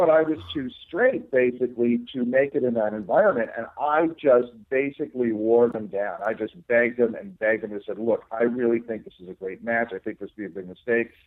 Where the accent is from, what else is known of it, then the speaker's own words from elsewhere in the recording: New Jersey, United States; I grew up in New Jersey